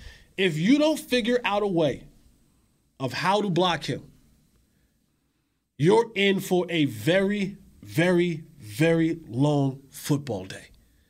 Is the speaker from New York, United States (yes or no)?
no; New Jersey, United States; But growing up in the Northeast in Jersey, you wore hats